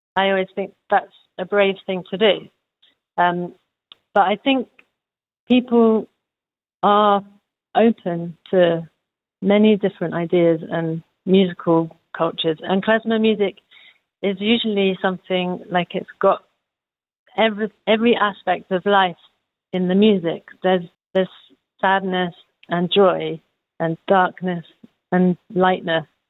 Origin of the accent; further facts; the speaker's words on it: London, United Kingdom; moved away as an adult; now in Hanover, Germany; I come from London in England.